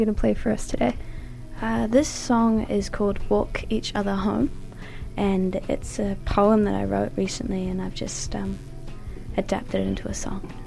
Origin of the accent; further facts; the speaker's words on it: Wanaka, Otago, New Zealand; moved away as an adult; now in Dunedin, New Zealand; I grew up in Wanaka, like a beautiful place